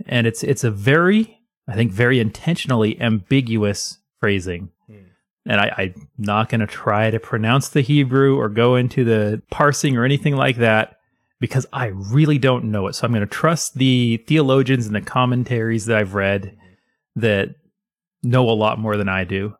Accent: United States; I am American

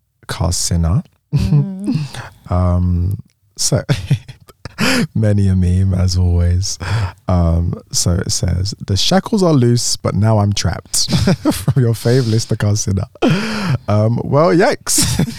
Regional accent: Boston, Massachusetts, United States; I'm 22. My pronouns are she, her. I'm bisexual and black. I'm from Boston, Massachusetts, USA.

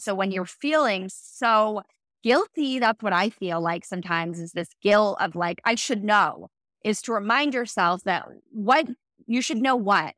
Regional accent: East Coast, United States; also born or lived in Los Angeles; now in Austin, United States; from the East Coast

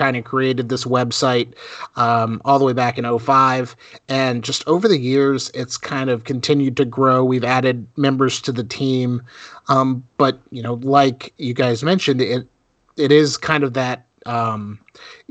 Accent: South Florida, United States; moved away; also born or lived in North Carolina; I grew up in South Florida, where Orlando was a day trip for us.

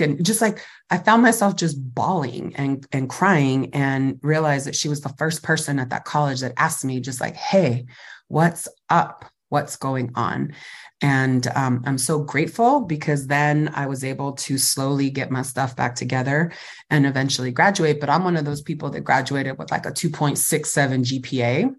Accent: Fresno, California, United States; I grew up in Fresno Califas, so Central Valley, Fresno, California

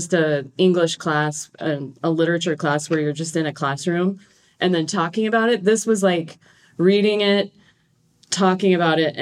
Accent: Great Plains, United States; I'm from the Great Plains

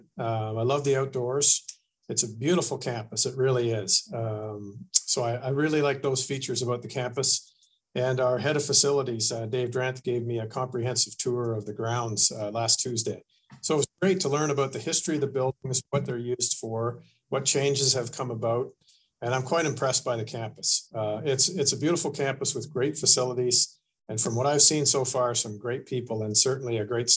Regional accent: Ontario, Canada; moved away as an adult; also born or lived in Nova Scotia; I was born and raised in Ontario

